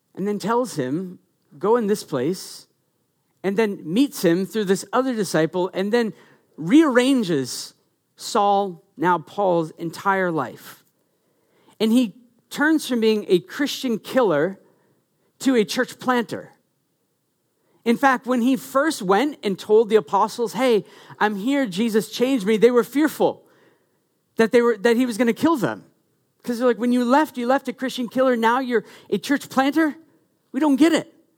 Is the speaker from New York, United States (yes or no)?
no; Maine, United States; I'm from Maine